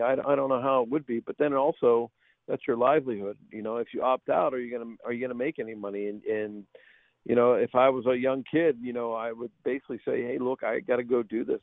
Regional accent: Pittsburgh, Pennsylvania, United States; moved away as an adult; also born or lived in Tulsa, Oklahoma; I grew up in Pittsburgh and got to play in the NFL

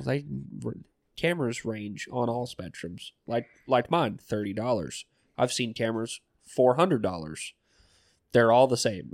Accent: Southwest Georgia, United States; moved away; I come from Southwest Georgia.

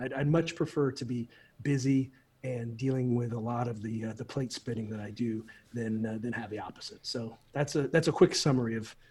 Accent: Midwest, United States; now in Florida, United States; When I was growing up in the Midwest, I live in Florida now. I've been down here for about 23 years.

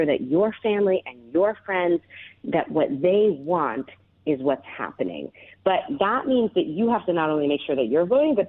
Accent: United States; I'm an American

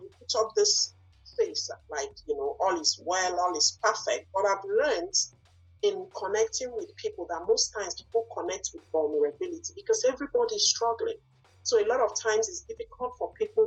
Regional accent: Nigeria; English is a second language; moved away as an adult; now in Bangor, United States; I did not grow up here. I grew up in Nigeria

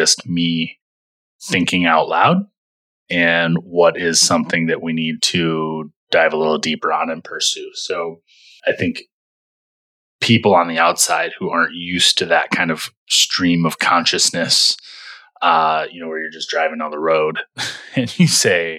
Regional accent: Michigan, United States; we grew up in Michigan together

